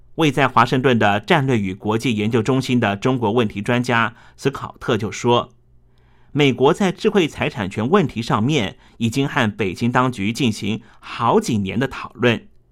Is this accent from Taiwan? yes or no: yes; Taiwan; 我们台湾人